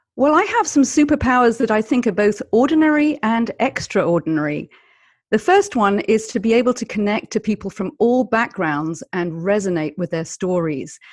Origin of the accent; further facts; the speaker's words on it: United Kingdom; I am British, I come from a culture of Monty Python